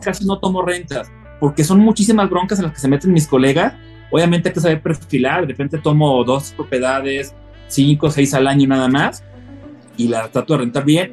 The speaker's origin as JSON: {"language": "Spanish", "region": "northern Mexico", "country": "Mexico", "moved": "yes", "lives_now": "Guadalajara, Mexico", "said": "como buen norteño nacional"}